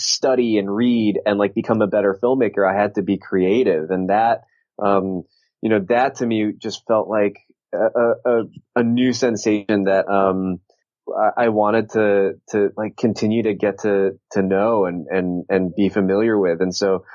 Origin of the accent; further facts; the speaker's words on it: Southern California, United States; I grew up in Southern California